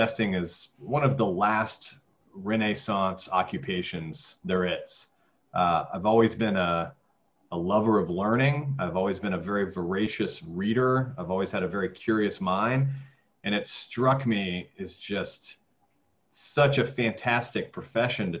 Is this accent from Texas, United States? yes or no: yes; Texas, United States; I grew up in Texas and then played tennis in my undergrad in Texas